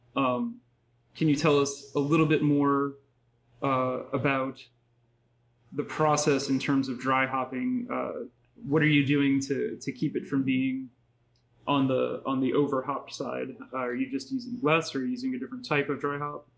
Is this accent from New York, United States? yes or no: no; New Orleans, Louisiana, United States; now in Anaheim, United States; I grew up in New Orleans